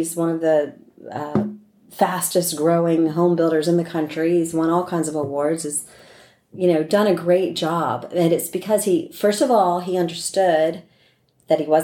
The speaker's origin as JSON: {"language": "English", "region": "East Coast", "country": "United States", "moved": "yes", "said": "I'm from the East Coast"}